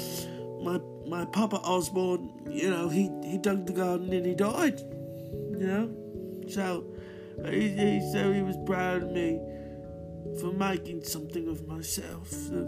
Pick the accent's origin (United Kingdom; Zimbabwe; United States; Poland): United Kingdom; Birmingham, West Midlands; when I was growing up in Astor, Birmingham, in England, I wanted to be